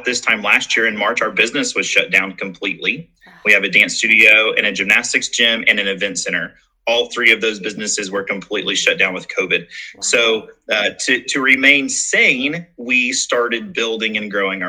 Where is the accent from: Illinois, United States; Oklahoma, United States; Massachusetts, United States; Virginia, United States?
Oklahoma, United States; Nowata; also born or lived in Sapulpa, Oklahoma; I grew up on a farm. I grew up in Nowata, Oklahoma.